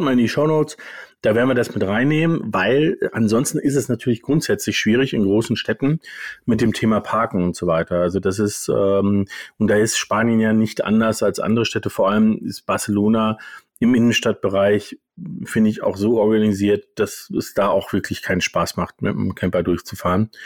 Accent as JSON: {"language": "German", "country": "Germany", "said": "als Deutsche"}